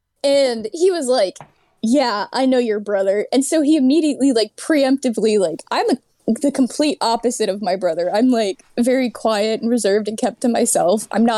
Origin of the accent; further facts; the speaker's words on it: Virginia, United States; moved away as an adult; now in California, United States; I grew up in Virginia. I moved to Cali recently.